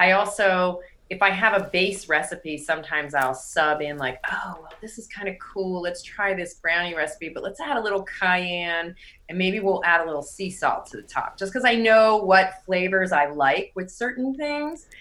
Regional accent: outside of Pittsburgh, Pennsylvania, United States; moved away as an adult; also born or lived in Syracuse, New York / New York City / San Francisco; now in Los Angeles, United States; I was born and raised outside of Pittsburgh

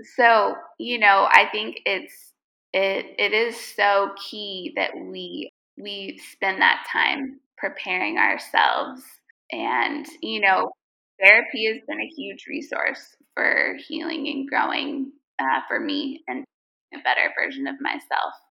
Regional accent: United States; now in Lebanon; we're American

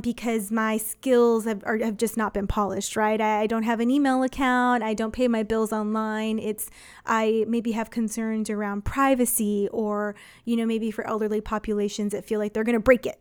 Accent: San Antonio, Texas, United States; I'm from San Antonio, grew up here

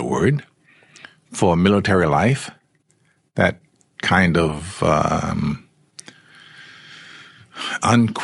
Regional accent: Memphis, Tennessee, United States; moved away; I was born in Memphis, Tennessee

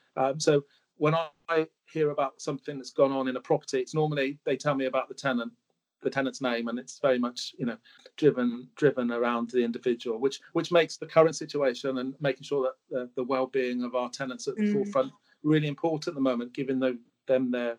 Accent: Swansea, Wales, United Kingdom; moved away as an adult; I moved to Exeter from Swansea, where I was brought up, went to school, went to Exeter to take on a role where they sent me to college in Bristol to do a housing degree.

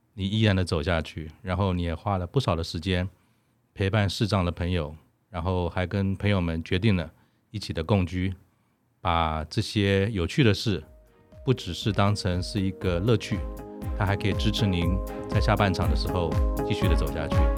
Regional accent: Taiwan; 我们五年级成长在台湾的时代

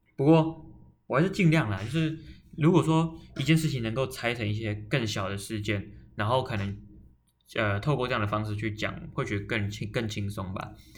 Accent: Taoyuan, Taiwan; 我是桃园人

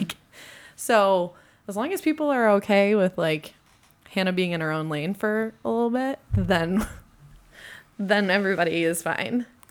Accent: United States; also born or lived in Fort Worth / Minnesota; I, also being American

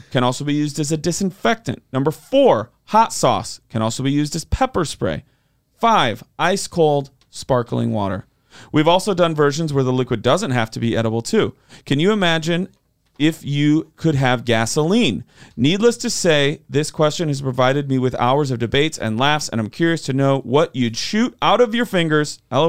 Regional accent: Rochelle, Illinois, United States; I was going to surprise you with this next time we find ourselves near my hometown of Rochelle, Illinois.

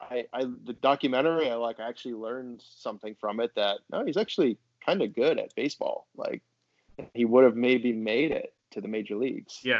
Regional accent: Boston, Massachusetts, United States; I grew up in Boston or outside Boston

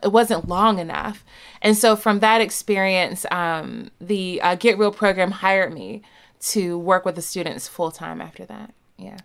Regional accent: the South, United States; I'm from the South

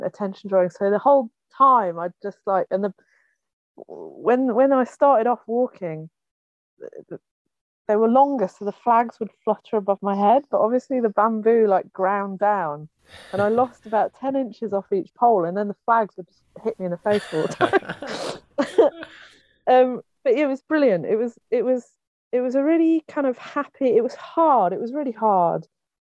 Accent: England, United Kingdom; moved away as an adult; now in Wales, United Kingdom; I was born in Wales. I grew up in England.

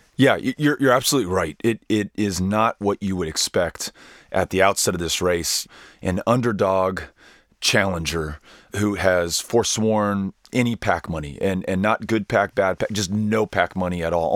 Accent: El Paso, Texas, United States; the city in which I was raised, that I'm now raising my children with my wife, Amy, and that I have the good fortune to represent in the United States Congress, El Paso, Texas

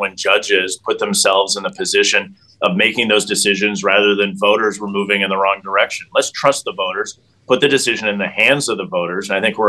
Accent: Wisconsin, United States; Right now, President Biden is in my home state of Wisconsin with me here.

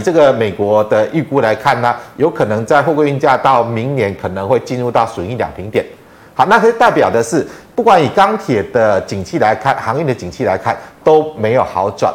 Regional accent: Taiwan; 我们台湾人去中国，去观光旅游

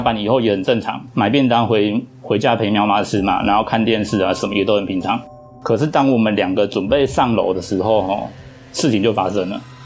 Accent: Taiwan; 我们台湾人有一种民，民间习俗

